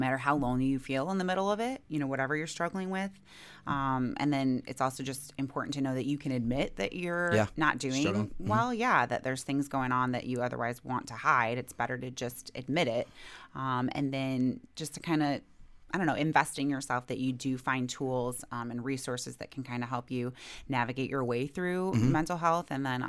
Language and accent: English; Michigan, United States; born and raised in Michigan.